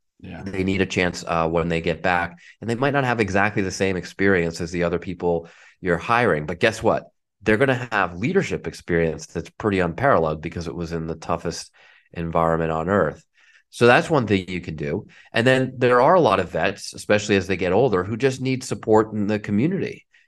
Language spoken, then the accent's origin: English; Marblehead, Massachusetts, United States; The community that I grew up in Marblehead was unbelievably supportive of my parents and of me.